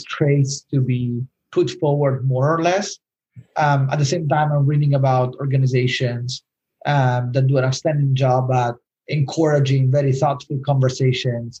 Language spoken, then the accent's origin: English; Rome, Lazio, Italy; moved away; I'm from Rome